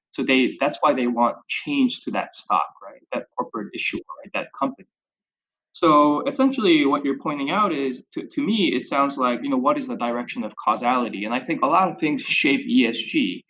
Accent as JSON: {"language": "English", "town": "Chicago", "region": "Illinois", "country": "United States", "tie": "born or raised there", "said": "So obviously, me sort of growing up in Chicago, even from an undergrad for my undergraduate, et cetera"}